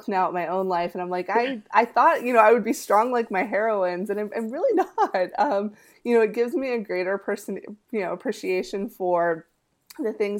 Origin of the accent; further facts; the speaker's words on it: North Florida, United States; first language Spanish; English is a second language; moved away; also born or lived in Dominican Republic; I actually grew up in North Florida for most of my childhood